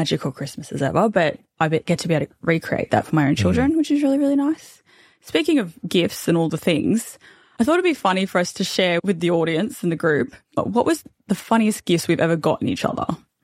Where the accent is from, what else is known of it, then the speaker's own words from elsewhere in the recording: Australia; We're like Aussie, typical Aussie Bogan family